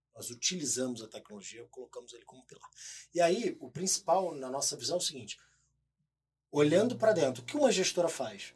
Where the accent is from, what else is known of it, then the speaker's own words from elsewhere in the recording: Rio de Janeiro, Brazil; moved away as an adult; now in São Paulo, Brazil; primeiro eu sou carioca